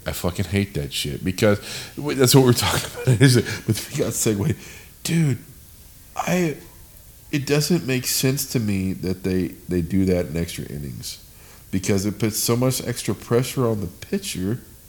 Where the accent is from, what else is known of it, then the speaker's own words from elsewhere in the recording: San Diego, California, United States; we're from fucking San Diego.